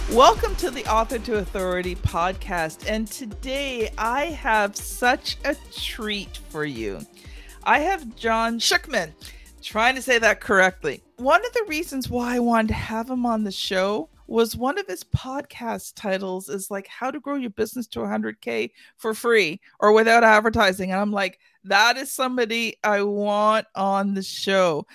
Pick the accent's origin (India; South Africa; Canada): Canada; I'm Canadian